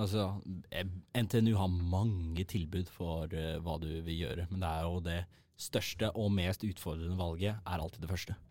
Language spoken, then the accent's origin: Norwegian; Oslo, Norway; Født og oppvokst på Oslo vest